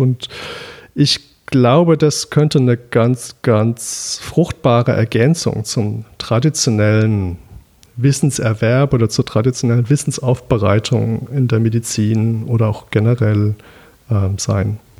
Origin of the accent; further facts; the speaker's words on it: Düsseldorf, North Rhine-Westphalia, Germany; Ich bin in Düsseldorf aufgewachsen, weswegen ich traditionell etwas gegen Kölsch sein muss